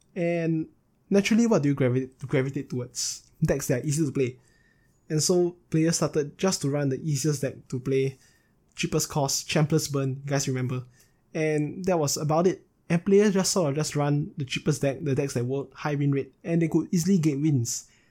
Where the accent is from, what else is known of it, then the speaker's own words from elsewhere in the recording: Singapore; I was settled down in Singapore, which is my home state, if you guys are not aware, I'm from Singapore.